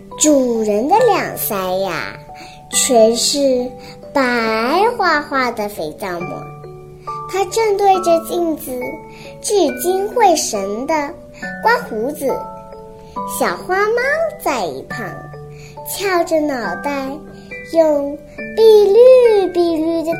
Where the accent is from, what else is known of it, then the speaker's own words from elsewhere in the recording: Hong Kong; ，今年四岁，我来自于香港。